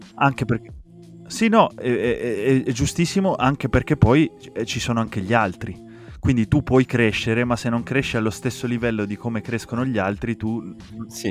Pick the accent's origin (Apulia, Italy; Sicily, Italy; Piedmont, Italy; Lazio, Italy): Piedmont, Italy; Asti; io sono originario di Asti